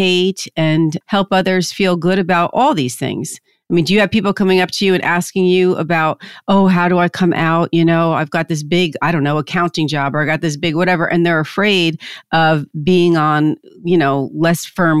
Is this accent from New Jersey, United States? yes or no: yes; New Jersey, United States; I'm from Jersey